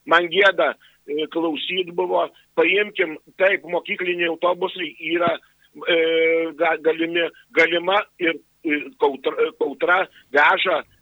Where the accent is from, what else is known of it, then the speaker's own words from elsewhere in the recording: Alytus, Alytus County, Lithuania; aš užaugau, gimiau Alytui ir, ir turbūt čia pasiliksiu visam laikui.